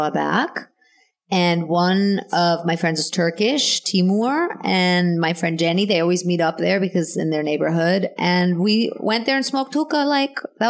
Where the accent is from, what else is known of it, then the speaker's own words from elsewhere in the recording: New York, United States; growing up in New York or in the States, you can't go anywhere as a teenager.